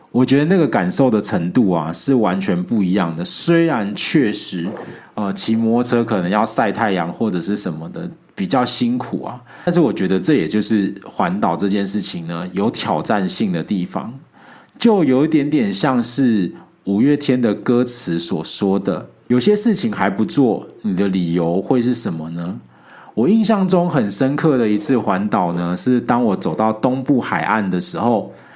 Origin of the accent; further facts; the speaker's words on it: Taiwan; 作为一个台湾人，更应该要想办法去感受一些不同角度的台湾